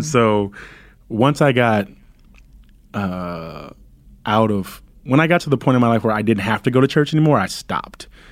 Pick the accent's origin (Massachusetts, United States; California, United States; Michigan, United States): California, United States; Compton; growing up in Compton